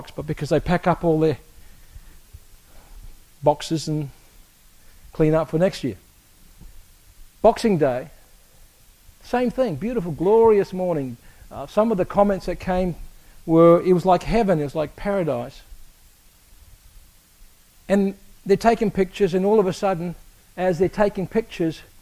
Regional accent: Australia; moved away; I grew up in Australia

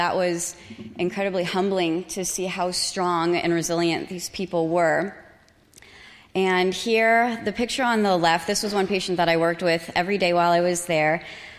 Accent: Phoenix, Arizona, United States; I'm from North Phoenix.

